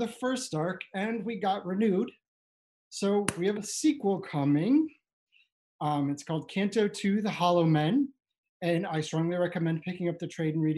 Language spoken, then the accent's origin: English; Ohio, United States; this is my hometown library in Ohio